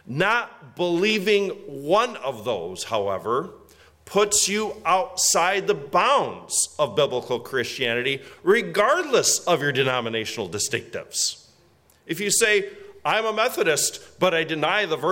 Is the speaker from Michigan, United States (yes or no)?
yes; West Michigan, United States; now in Orwell, United States; I grew up in West Michigan